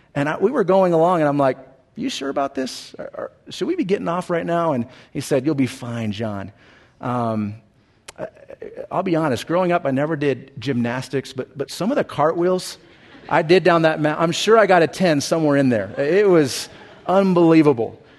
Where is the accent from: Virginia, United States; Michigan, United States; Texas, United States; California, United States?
California, United States; Southern; when I was a young kid growing up in Southern California